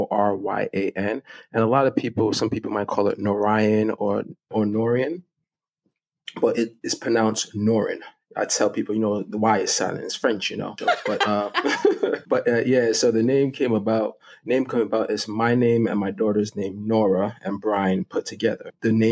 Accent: Jamaica; now in Brooklyn, United States; And I live in Brooklyn, and my family, you know, when we came from Jamaica, was in Brooklyn.

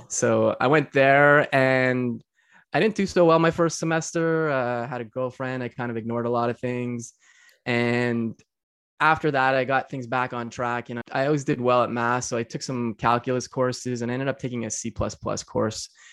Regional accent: Montreal, Quebec, Canada; I'm from Montreal, Quebec, Canada, so East Coast of Canada

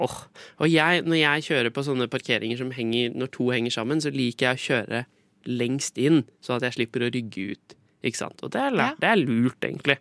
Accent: Skien, Vestfold og Telemark, Norway; moved away; var jeg hjemme i Skien og Porsgrunn. Eh, jeg kom jo fra Skien

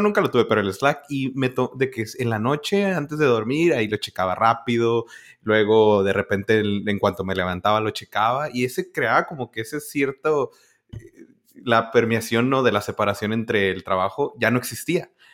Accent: northern border, Mexico; now in United States; Y yo de la frontera.

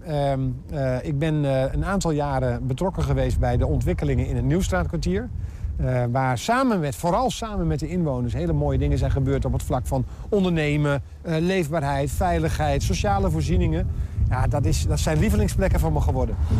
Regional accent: Enter, Overijssel, Netherlands; also born or lived in Almelo; ik ben geboren en getogen in Enter, net eventjes verderop

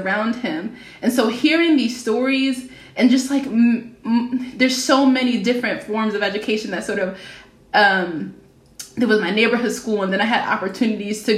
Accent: Philadelphia, Pennsylvania, United States; I'm from Philadelphia. My neighborhood high school is MLK High School

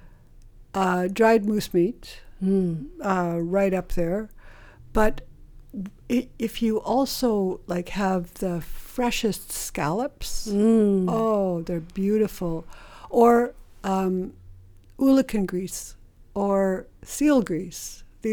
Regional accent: Saulteau First Nations, British Columbia, Canada; I'm from Soto First Nation. I'm Cree

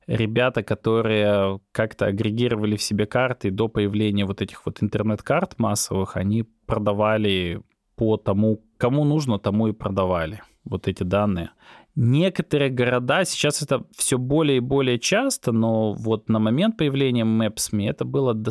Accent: Belarus; а я сам из Беларуси

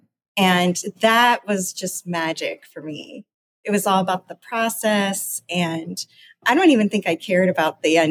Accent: Midwest, United States; also born or lived in Toledo, Ohio / Cincinnati, Ohio; I grew up in the Midwest

